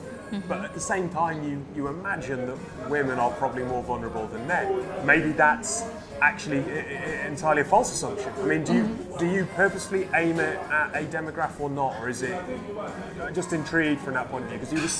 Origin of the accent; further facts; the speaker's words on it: Canada; And I'm Canadian, surely that's...